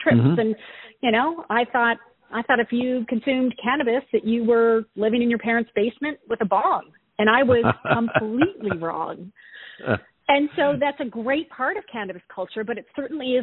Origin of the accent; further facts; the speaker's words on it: East Coast of Canada, Atlantic Canada, Canada; accent: East Coast Canadian; also born or lived in California; I am an East Coast Canadian gal, so you'll hear a lot of abouts. Born and raised on the East Coast